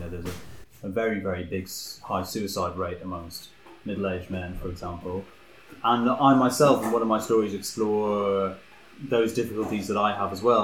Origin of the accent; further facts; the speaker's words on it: Dublin, Leinster, Ireland; growing up in Dublin, in Ireland